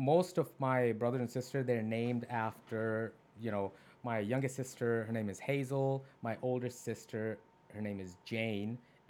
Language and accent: English; Sahiwal, Punjab, Pakistan; now in United States; I'm Americanized. I've been fully integrated into this culture. I was born in Pakistan in a small city called Saival, which was renamed from Montgomery after the British left.